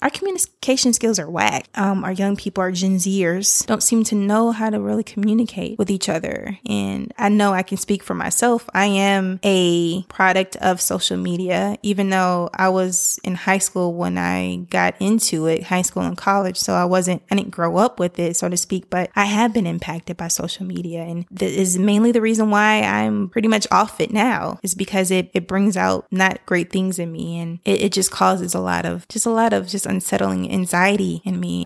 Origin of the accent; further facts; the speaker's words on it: Decatur, Georgia, United States; I grew up in the Decatur, Stone Mountain area